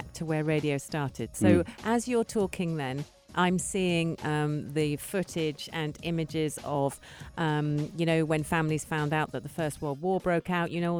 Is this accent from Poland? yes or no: no; United Kingdom; as a Brit